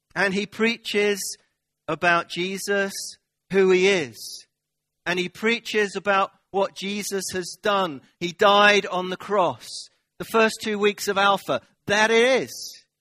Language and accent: English; United Kingdom; we're British.